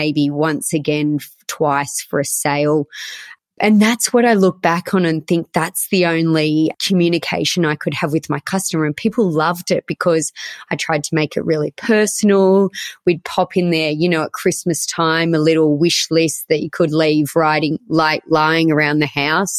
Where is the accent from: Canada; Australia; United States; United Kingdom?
Australia; Orange, New South Wales; also born or lived in Sydney; I grew up in Orange and my mum had a clothing store here for 25 years